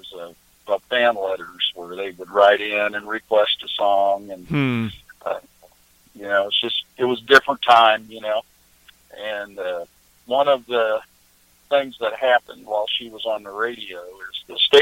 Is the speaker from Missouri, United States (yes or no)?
yes; Kansas City, Missouri, United States; also born or lived in Iowa; I was born in Iowa, in a little farm town in northeast Iowa. And then we moved to Kansas City, Missouri when I was young.